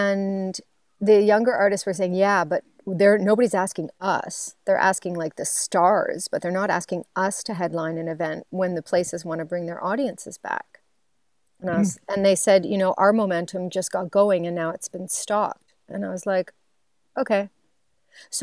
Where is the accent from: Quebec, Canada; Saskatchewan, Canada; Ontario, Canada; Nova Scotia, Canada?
Nova Scotia, Canada; Waverley; moved away; I'm from Waverly, Nova Scotia, and much of my family and friends, they still live in Nova Scotia.